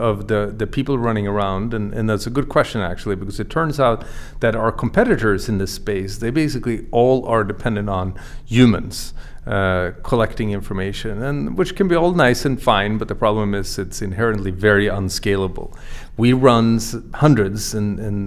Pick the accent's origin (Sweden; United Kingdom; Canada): Sweden; moved away as an adult; also born or lived in Boston area, United States; now in Boston, United States; I grew up in Sweden. I came to the US 20 years ago.